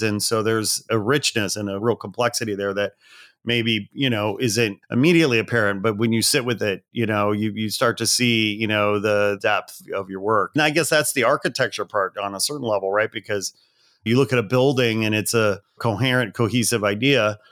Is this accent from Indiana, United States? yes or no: yes; Portage, Indiana, United States; moved away as an adult; also born or lived in Gary, Indiana / Chicago / Los Angeles; I was born in Gary and I grew up in Portage